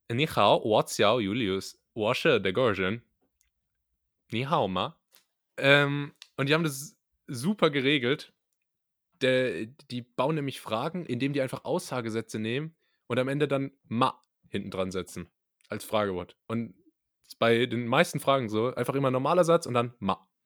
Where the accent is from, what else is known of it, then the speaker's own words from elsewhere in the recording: the South, Southern Germany, Germany; bei uns im Süden sagt man Gell